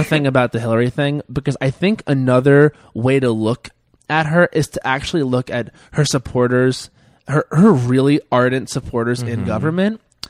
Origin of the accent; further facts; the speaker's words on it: Long Island, New York, United States; I grew up on Long Island where everything was offensive and everything was also okay.